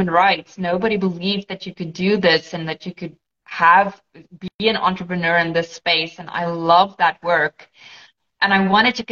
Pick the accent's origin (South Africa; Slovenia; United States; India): South Africa; first language Afrikaans; English is a second language; moved away as an adult; now in Portugal; I am actually in Portugal, but I am South African. I immigrated to Portugal about 3 years